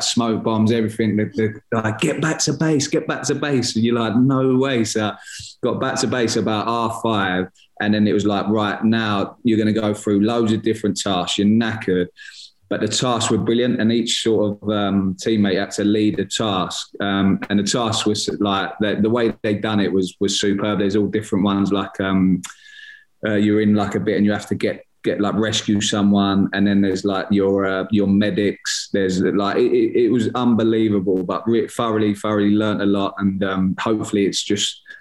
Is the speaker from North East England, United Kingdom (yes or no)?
no; Gillingham, South East England, United Kingdom; my hometown club's Gillingham, where I was born and bred